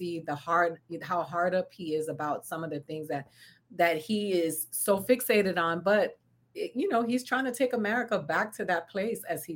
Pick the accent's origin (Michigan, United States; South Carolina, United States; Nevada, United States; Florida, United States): Florida, United States; now in California, United States; I grew up in Florida